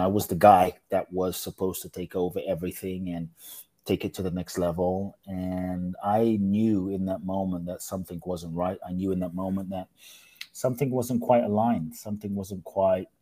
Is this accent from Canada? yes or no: no; London, United Kingdom; also born or lived in Ghana / Mexico; now in United States; I grew up in London